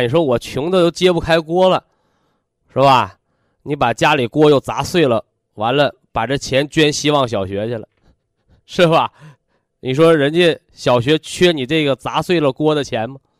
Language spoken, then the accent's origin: Chinese; China; 我们作为炎黄子孙，是吧？我们作为中国人